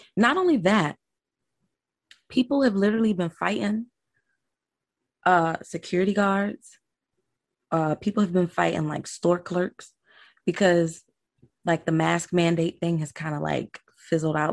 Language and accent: English; Delray Beach, Florida, United States; also born or lived in Broward County, Florida; I'm from Delray Beach, born and raised. I was born in Florida. I am a true Floridian